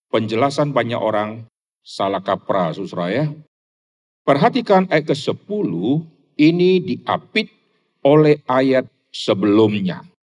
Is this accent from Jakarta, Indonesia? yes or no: no; Rantau Prapat, North Sumatra, Indonesia; born there; saya dilahirkan di Sumatera Utara, dari kota Medan kira-kira masih 300-an kilo di kota Rantau Prapat.